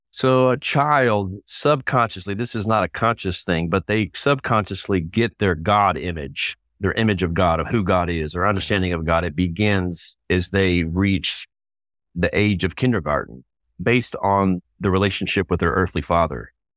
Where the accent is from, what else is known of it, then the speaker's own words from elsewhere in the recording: Texas, United States; moved away as an adult; also born or lived in Waco, Texas; now in Indianapolis, United States; I'm a native Texan, fifth generation Texan